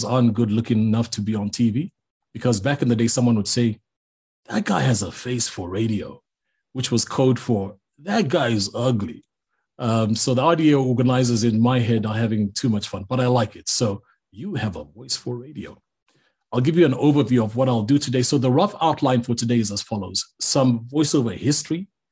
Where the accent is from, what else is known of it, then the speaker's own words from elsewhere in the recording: Zambia; growing up in Zambia